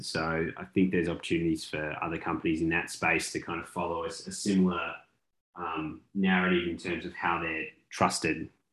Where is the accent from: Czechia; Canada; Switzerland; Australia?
Australia; now in Texas, United States; As an Australian living in Texas